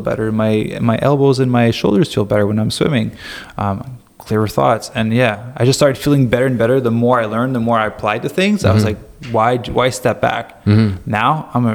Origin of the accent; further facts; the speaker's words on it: Quebec, Canada; moved away; also born or lived in Montreal / Mont Tremblant / Los Angeles; I'm from Quebec.